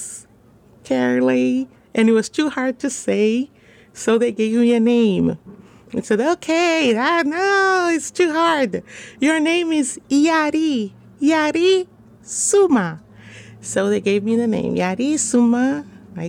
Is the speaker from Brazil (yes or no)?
yes; São Paulo, Brazil; moved away as an adult; also born or lived in Guinea; now in Washington, D.C., United States; I'm from Brazil, from São Paulo